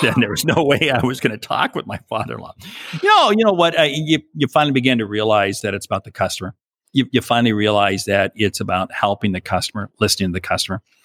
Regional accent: a small town south of Seattle, Washington, United States; moved away; I was from a small town south of Seattle

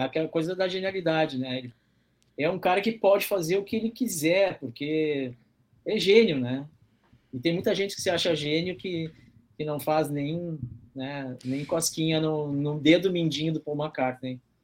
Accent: Porto Alegre, Rio Grande do Sul, Brazil; eu nasci na cidade, né, Porto Alegre, que é a capital do Rio Grande do Sul

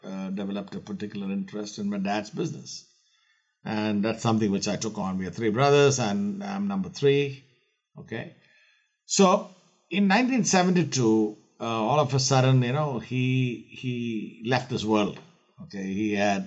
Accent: Kerala, India; I'm born and raised in India, in the southern coast of India, in the state of Kerala

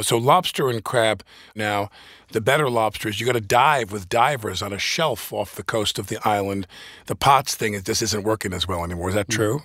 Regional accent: Massapequa, New York, United States; I grew up with Pat in Nassau Shores of Massapequa

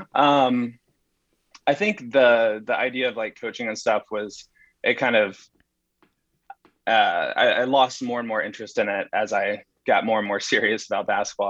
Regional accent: Huntsville, Alabama, United States; moved away as an adult; now in New York, United States; so I grew up in uh, Huntsville, Alabama

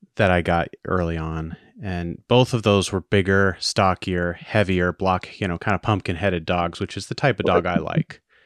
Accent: Maine, United States; I was born and raised in Maine

